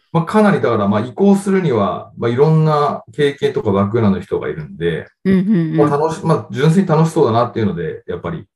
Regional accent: Japan; 日本で、えー、生まれ育ちました

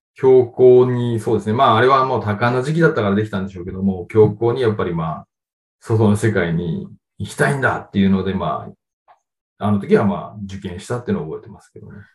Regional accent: Japan; 日本で、えー、生まれ育ちました

